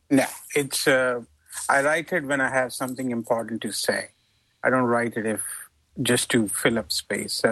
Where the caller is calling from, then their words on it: California, United States; from People's Republic of California.